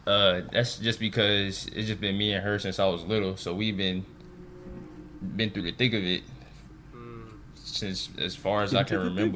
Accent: St. Louis, Missouri, United States; We're from St. Louis. Shout out 314 to Lou

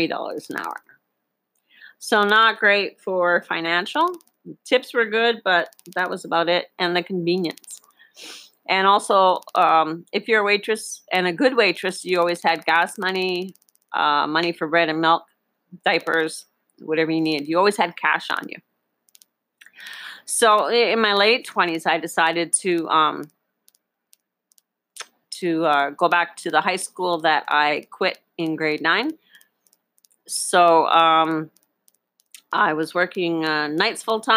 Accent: Northern Ontario, Canada; also born or lived in Boquete, Panama; now in Panama; When I grew up in Northern Ontario, Canada

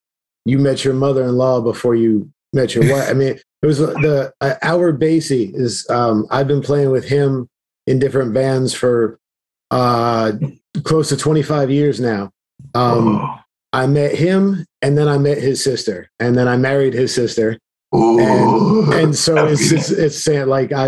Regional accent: Florida, United States; also born or lived in Kansas City; I just moved back to Florida a few months ago. So we were from Florida, moved to Kansas City for a while, and that's where the rest of the band is based. And then I moved back here.

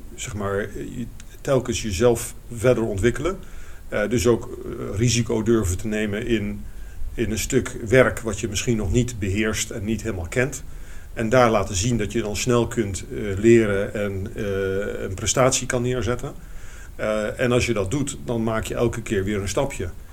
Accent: Eindhoven, North Brabant, Netherlands; moved away as an adult; also born or lived in Rotterdam; ik kwam uit Eindhoven, toch een beetje de provincie.

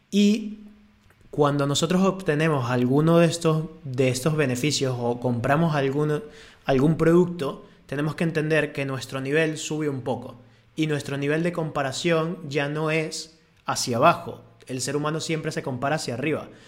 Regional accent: Venezuela; now in Spain; cuando yo me vine de Venezuela, yo comparaba España con Venezuela y yo aquí estoy feliz

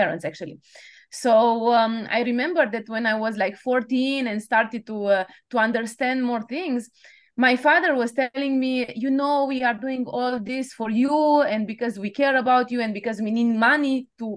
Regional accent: Romania; moved away as an adult; also born or lived in Bucharest, Romania; now in Paris, France; I was born in Romania, like you said, and it was just after the communist period

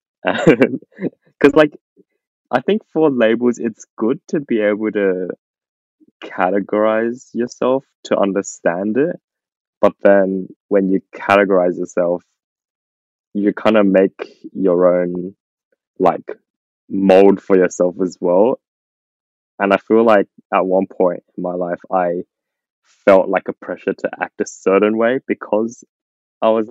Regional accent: Australia; growing up in Australia

